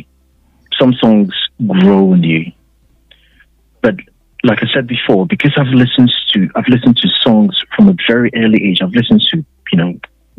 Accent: Ghana; moved away; when we were growing up in Ghana

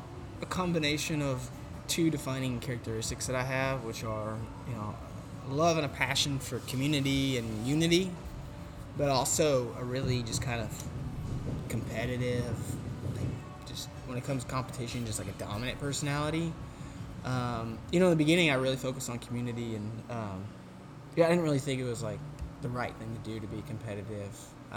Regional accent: Bologna, Emilia-Romagna, Italy; you know, I'm from Bologna, and, you know, went to college in Conway, Arkansas

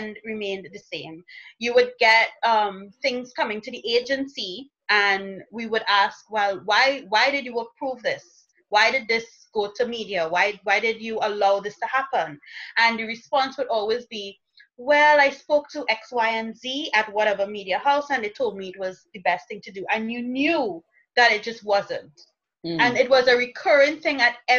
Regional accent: Trinidad & Tobago; I am from Trinidad and Tobago

